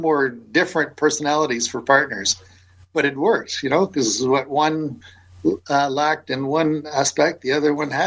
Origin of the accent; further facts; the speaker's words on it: St. Catharines, Ontario, Canada; I grew up in St. Catharines, so I was, you know, grew up in the heart of wine country